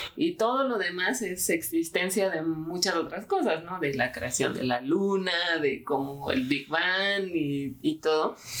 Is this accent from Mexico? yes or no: yes; Mexico